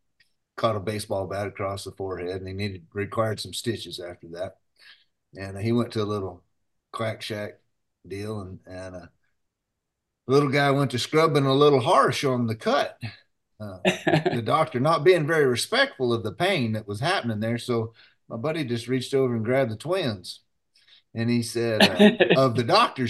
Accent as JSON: {"language": "English", "town": "Carlsbad", "region": "New Mexico", "country": "United States", "tie": "born there", "said": "I mean, I was born in Carlsbad too, so"}